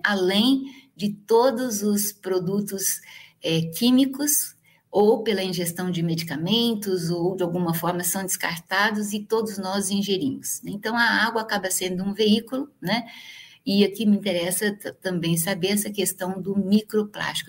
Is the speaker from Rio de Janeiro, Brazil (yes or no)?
no; Igarapava, São Paulo, Brazil; moved away; E a minha região, onde eu nasci, Igarapava, né? Tá perto de Ribeirão Preto, é uma região canavieira.